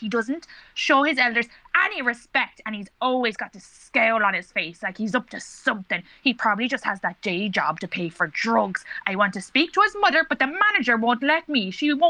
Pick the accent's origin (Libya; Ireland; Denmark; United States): Ireland; Dublin, Leinster; No, I'm from Dublin. I moved out here for a man 4 months ago, but then the bastard cheated on me.